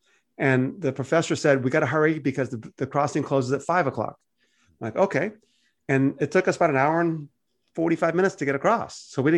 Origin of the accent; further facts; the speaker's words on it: United States; I'm getting across because I'm an American, I got a US passport